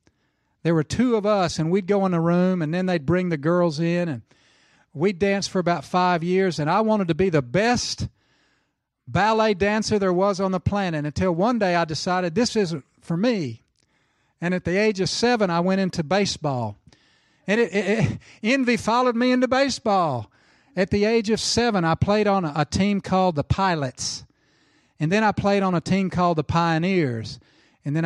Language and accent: English; Tulsa, Oklahoma, United States; You know, I grew up in Tulsa, Oklahoma, as a young boy.